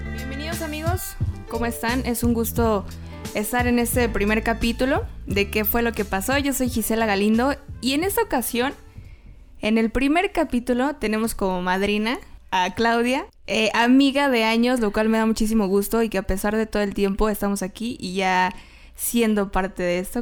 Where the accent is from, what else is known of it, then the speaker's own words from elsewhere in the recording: Mexico; los mexicanos